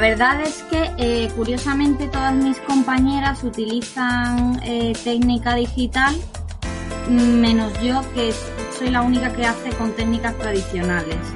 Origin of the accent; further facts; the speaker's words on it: Huelva, Andalusia, Spain; also born or lived in Seville / Milan; yo soy de Huelva